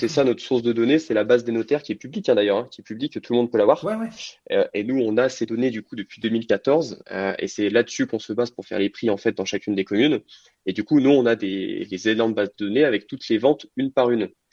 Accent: Lyon, Auvergne-Rhône-Alpes, France; also born or lived in Clermont-Ferrand; je suis originaire de Lyon

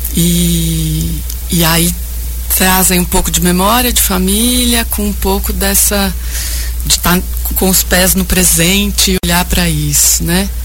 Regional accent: Bragança Paulista, São Paulo, Brazil; Eu venho de Bragança Paulista

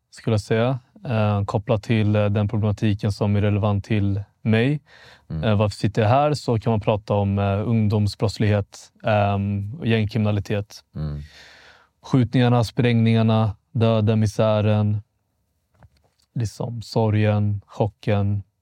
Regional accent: Vallentuna, Stockholm County, Sweden; jag är 28 år gammal, född 95. Jag är mm. född och uppvuxen i Vallentuna, norr om Stockholm. Mm. Väldigt mycket norr. Lite bondesamhälle. Um, hade en väldigt svensk uppväxt.

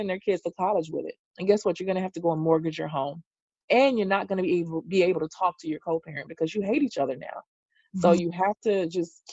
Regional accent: the South, United States; I'm from the South, and children don't call adults by their first name

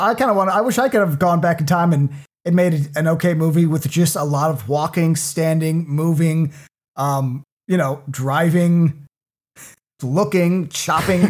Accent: Cook County, Illinois, United States; I am from Cook County

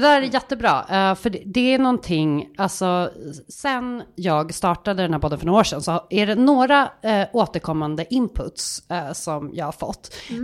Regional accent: Stockholm, Stockholm County, Sweden; also born or lived in Gothenburg; jag är ändå en ganska tydlig stockholmska

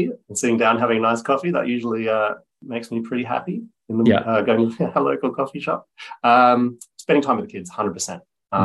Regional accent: Byron Bay, New South Wales, Australia; also born or lived in Germany; I grew up in the Byron area, so in the north coast of New South Wales. I was born in Germany, so we came to Australia when I was seven

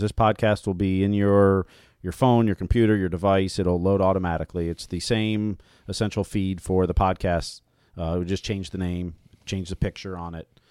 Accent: Ohio, United States; moved away; also born or lived in Minnesota; I grew up in Ohio

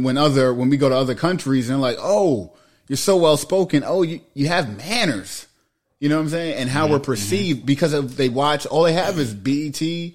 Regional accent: New York City, New York, United States; I grew up in Queens, right?

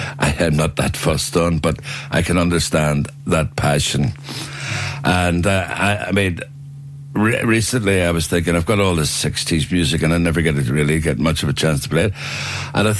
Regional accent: Belfast, Northern Ireland, United Kingdom; I was born in Botanic Avenue, but grew up in a prefab bungalow in Garnaville

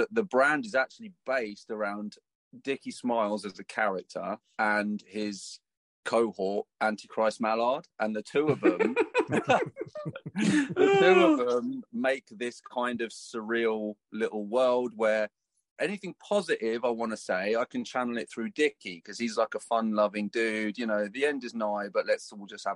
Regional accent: Folkestone, South East England, United Kingdom; Folkestone, my hometown

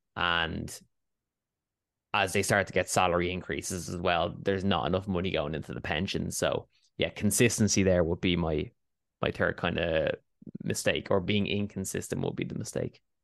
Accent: Dublin, Leinster, Ireland; I am born and raised in Dublin, Ireland

